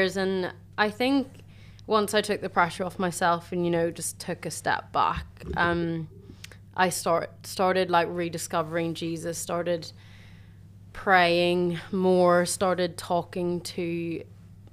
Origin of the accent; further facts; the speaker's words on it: a little town outside of Belfast, Northern Ireland, United Kingdom; moved away as an adult; now in Cambridge, United Kingdom; I'm originally from a little town outside of Belfast.